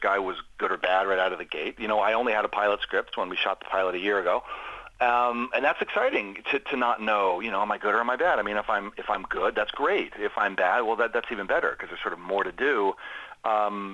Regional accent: Washington, District of Columbia, United States; I'm from Washington, D.C., so I'm a Caps fan

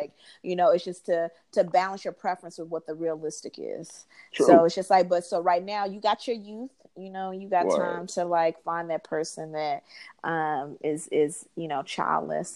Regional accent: Huntsville, Alabama, United States; we grew up in Northside, you know, Huntsville

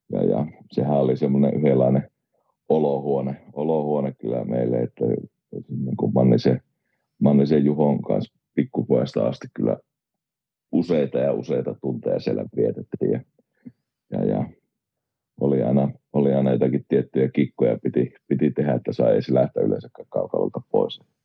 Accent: Oulu, North Ostrobothnia, Finland; also born or lived in Rauma / Kajaani; No Oulustahan mä oon niin ihan alun perin syntynyt ja kotoisin, ja olisiko neljä viien vanha ollut, niin muutettiin perheen kanssa, perheen kanssa jääliin ja sitten jäälissä meni oikeastaan niin kuin nuoruusvuosia, olisiko ollut 18, kun muutettiin sieltä pois.

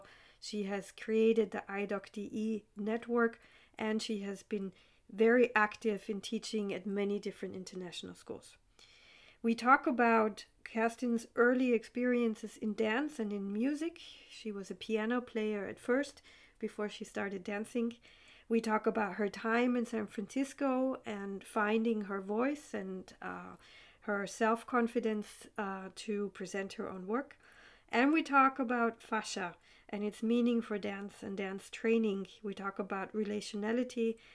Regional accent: Vienna, Austria; I grew up here in Vienna

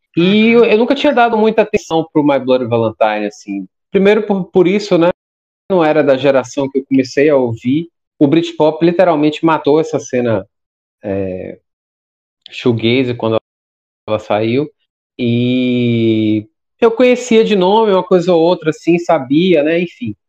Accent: Salvador, Bahia, Brazil; sou daqui de Salvador

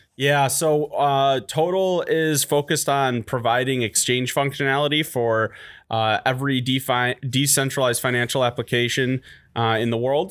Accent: Detroit, Michigan, United States; I'm from Detroit

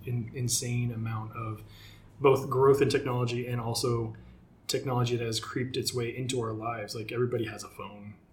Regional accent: Seattle, Washington, United States; I'm from Seattle

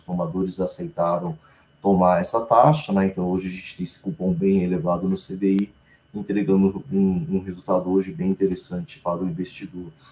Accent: Brazil; como bom brasileiro

